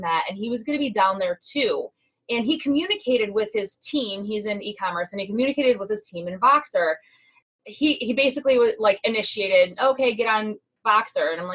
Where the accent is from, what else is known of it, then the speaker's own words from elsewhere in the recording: Midwest, United States; because we are from the Midwest. We automatically talk relatively quickly